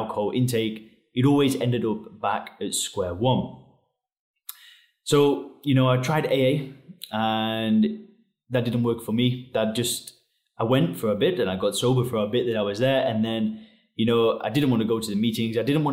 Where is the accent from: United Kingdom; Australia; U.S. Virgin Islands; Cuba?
United Kingdom; England; moved away as an adult; now in Chiang Mai, Thailand; I live in Chiang Mai, Thailand. I'm originally from England.